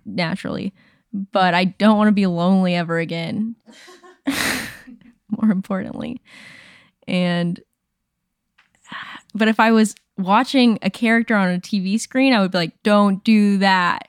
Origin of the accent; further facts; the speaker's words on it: Dallas, Texas, United States; I was born in the Panhandle, and then I lived grew up in like DFW area